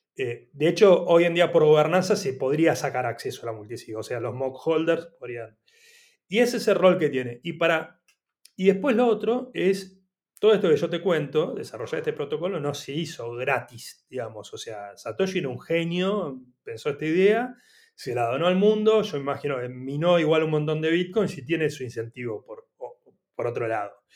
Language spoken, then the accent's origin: Spanish; Argentina; yo soy argentino